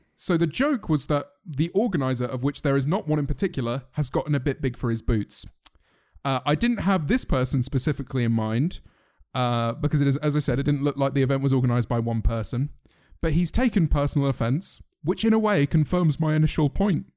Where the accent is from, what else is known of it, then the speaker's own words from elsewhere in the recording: United Kingdom; we are all British